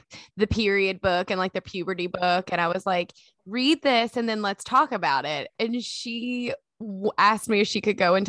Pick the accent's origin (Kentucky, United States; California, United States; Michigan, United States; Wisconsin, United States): Kentucky, United States; So we are from Kentucky. We grew up together, actually.